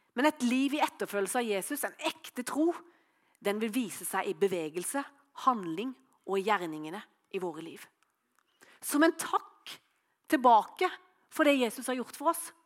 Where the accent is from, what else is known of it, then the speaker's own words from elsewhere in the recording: Norway; hjemme på Løvjemås